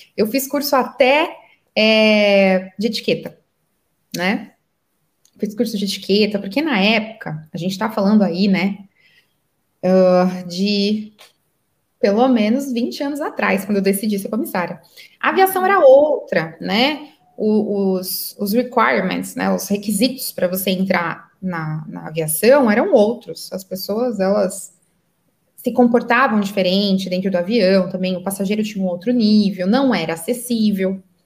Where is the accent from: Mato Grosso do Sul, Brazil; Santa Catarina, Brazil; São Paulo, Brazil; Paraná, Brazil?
São Paulo, Brazil; Santo André; moved away as an adult; now in Qatar; eu sou paulista de Santo André. E eu me mudei para o Catar, né? Há muitos anos, então eu moro aqui há oito anos já.